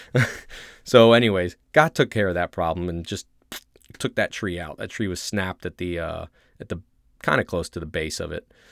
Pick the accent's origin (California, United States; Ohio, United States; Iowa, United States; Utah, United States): Ohio, United States; moved away as an adult; I grew up in Ohio